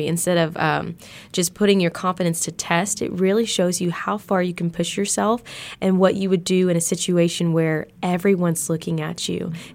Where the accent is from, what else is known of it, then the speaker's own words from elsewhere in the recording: Harrison, Arkansas, United States; I was in the third grade at Harrison Elementary School at Eagle Heights